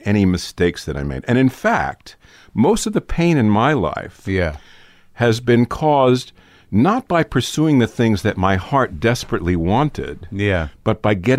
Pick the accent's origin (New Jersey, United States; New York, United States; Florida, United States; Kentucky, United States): New York, United States; New York City; I grew up in New York City. My parents were both also born and bred in New York.